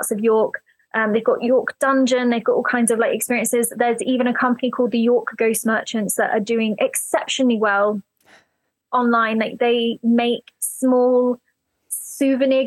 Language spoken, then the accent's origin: English; United Kingdom; growing up in the British countryside